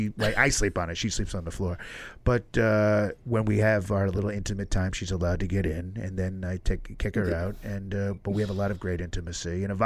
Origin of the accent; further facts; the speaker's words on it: New York City, New York, United States; you're a New Yorker. I'm a New Yorker. I helped build this city, folks.